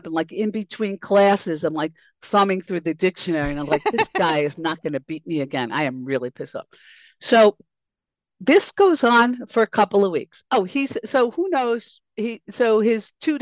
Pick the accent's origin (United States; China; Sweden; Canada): United States; New York City, New York; moved away; I grew up in Queens